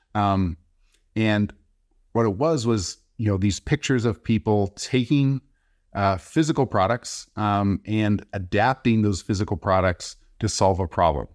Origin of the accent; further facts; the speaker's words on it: Texas, United States; moved away as an adult; also born or lived in Bay Area, California; I'm originally from Texas, came out to California, Bay Area for school